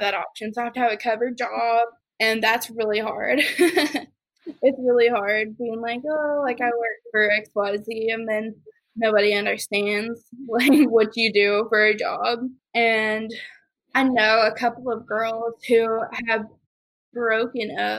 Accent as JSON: {"language": "English", "region": "the South", "country": "United States", "tie": "born or raised there", "said": "growing up in the South"}